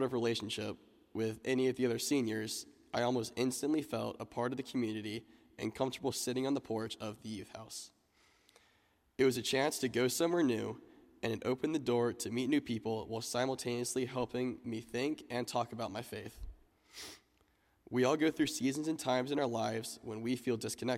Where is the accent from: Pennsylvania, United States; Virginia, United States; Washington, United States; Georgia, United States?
Georgia, United States; also born or lived in Atlanta, Georgia; now in Dallas, United States; I'm originally from Georgia